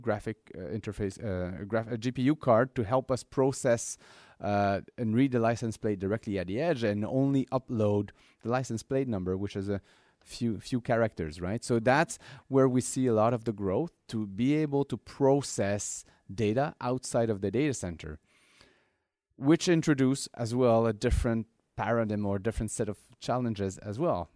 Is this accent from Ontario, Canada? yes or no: no; Montreal, Quebec, Canada; my hometown in Montreal